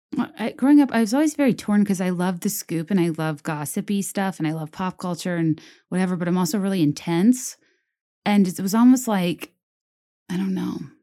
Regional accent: Virginia, United States; moved away as an adult; also born or lived in New York / Richmond, Virginia; I was fresh from Virginia

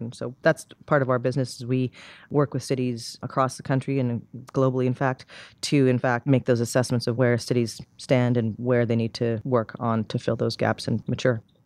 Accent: Canada; moved away; I'm from Canada originally, and there's a small town a couple hours from where I grew up called Saint Albert

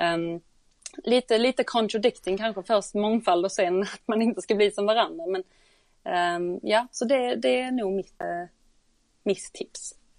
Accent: Sweden; moved away as an adult; now in London, United Kingdom; som svensk

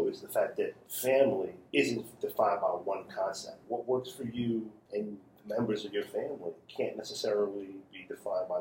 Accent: New York City, New York, United States; I grew up in Crown Heights

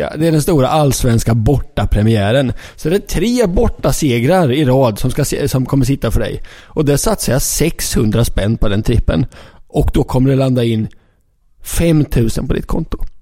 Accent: Linköping, Östergötland, Sweden; jag är uppvuxen i Linköping

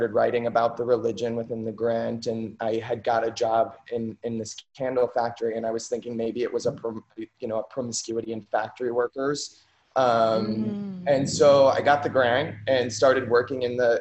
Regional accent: Ashland, Ohio, United States; moved away as an adult; now in New York, United States; growing up in Ohio

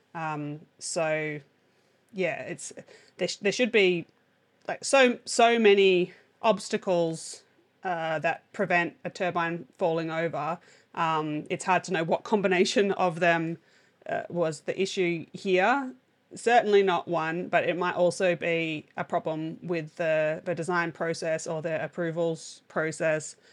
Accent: Australia; as an Australian

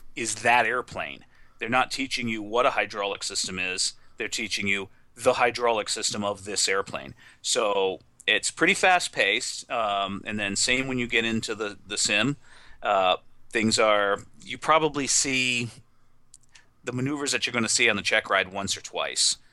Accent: New England, United States; I'm from New England

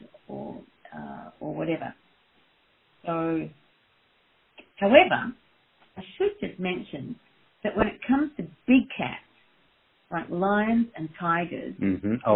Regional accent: Australia; moved away as an adult; also born or lived in Perth, Australia / Sydney, Australia / Saskatchewan, Canada / Edinburgh, Scotland; now in Michigan, United States; I am from Australia originally, and did my veterinary degree and an internship and a registrarship in Perth and then Sydney

